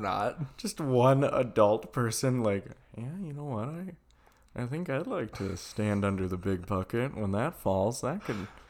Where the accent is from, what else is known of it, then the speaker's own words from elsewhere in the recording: Sheboygan, Wisconsin, United States; moved away; I was from Sheboygan